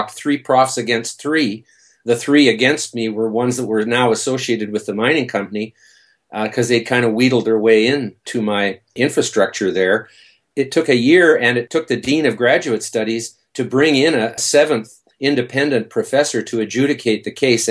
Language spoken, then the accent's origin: English; northwest tip of Vancouver Island, British Columbia, Canada; now in Vancouver, Canada; I'm from Vancouver